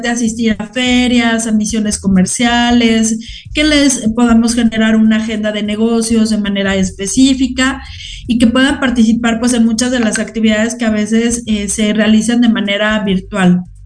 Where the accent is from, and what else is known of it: Mexico